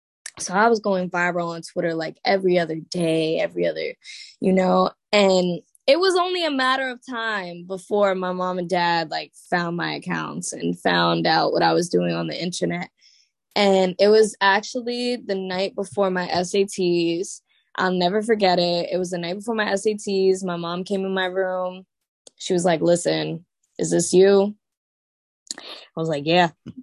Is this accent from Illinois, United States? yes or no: no; Staten Island, New York, United States; Word. Staten Island. So I always say, like, I already kind of lived life in a bubble, like just off of where I went to school, just off of just my whole environment at that time was church and school.